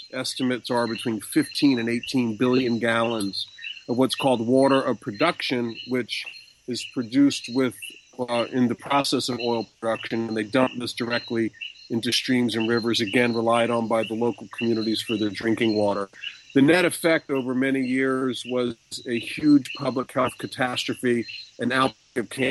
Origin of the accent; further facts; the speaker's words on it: United States; I'm an American lawyer